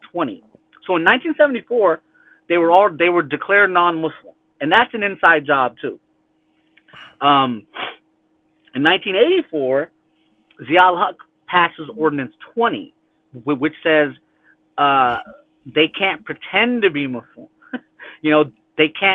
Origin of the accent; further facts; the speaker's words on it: California, United States; also born or lived in Rabwah, Pakistan; I grew up in California